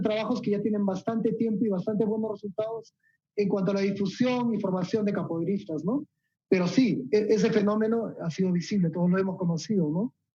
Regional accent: Peru; Acá todos somos peruanos

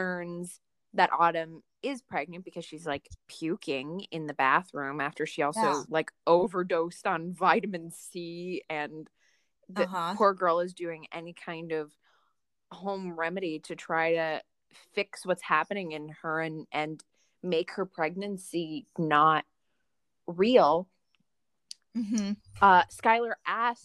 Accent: Northwest Indiana, United States; I grew up in Northwest Indiana, suburbs of Chicago

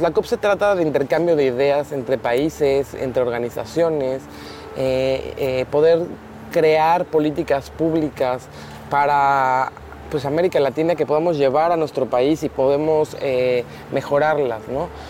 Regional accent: Mexico; nosotros como mexicanos

